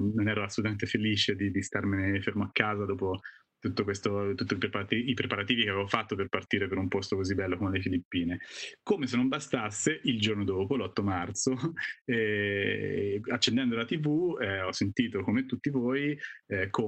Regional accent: Castiglione Fiorentino, Tuscany, Italy; sono toscano di Castiglione Fiorentino in provincia di Arezzo, sono fotografo eh, da circa vent'anni

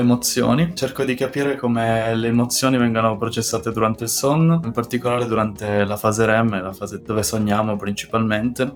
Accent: Italy; moved away as an adult; also born or lived in Paris, France / Bordeaux, France; now in Bern, Switzerland; tornerei volentieri in Italia, il mio paese

